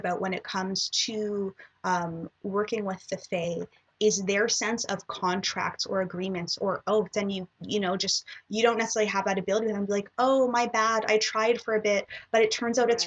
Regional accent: Toronto, Ontario, Canada; I was born and raised in Toronto

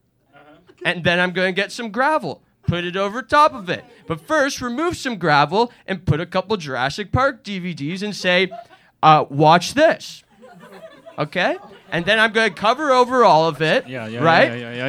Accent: Canada; I am a nerd from Canada.

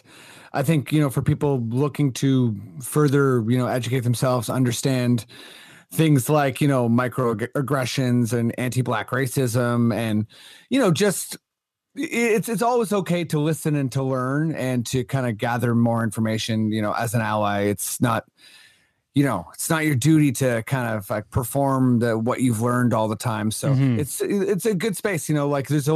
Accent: Canada; as a Canadian

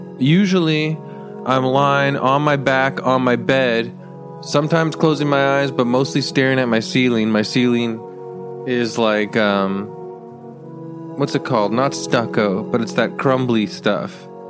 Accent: California, United States; I'm from California. I do mushrooms and Joshua tree.

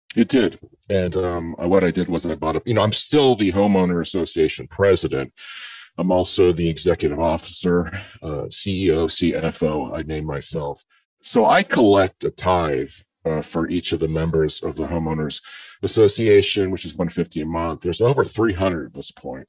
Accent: mid coast area in Maryland, Virginia, Mid-Atlantic, United States; I grew up not in the Northeast, but in the in the mid coast area in Maryland, Virginia, and we grew up around crabs

